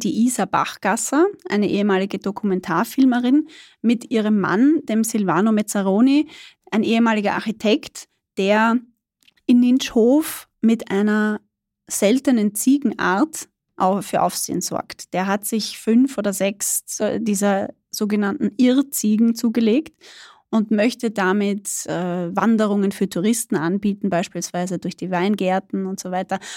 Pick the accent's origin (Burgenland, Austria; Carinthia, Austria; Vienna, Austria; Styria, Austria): Burgenland, Austria; moved away as an adult; ich bin selber Burgenländerin. Ich bin da nicht geboren, aber aufgewachsen, habe da gelebt, bis ich 18 war.